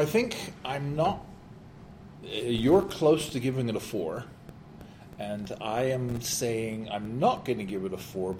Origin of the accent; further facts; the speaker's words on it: England, United Kingdom; being an English guy from England...